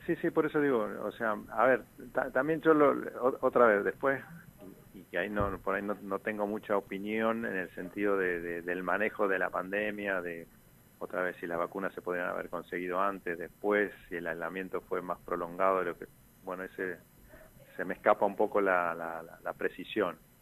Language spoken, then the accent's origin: Spanish; Posadas, Misiones, Argentina; yo soy de Posadas